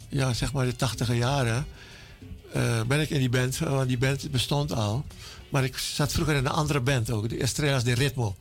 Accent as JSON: {"language": "Dutch", "region": "Jakarta", "country": "Indonesia", "tie": "born or raised there", "moved": "yes", "said": "Ik ben geboren in Indonesië, in Jakarta, vroeger Batavia."}